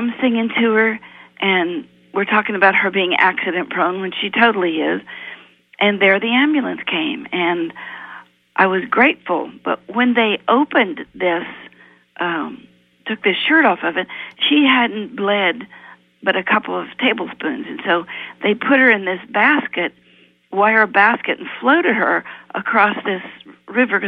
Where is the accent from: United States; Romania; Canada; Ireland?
United States; Appalachia; I was raised in Appalachia, in poor Appalachia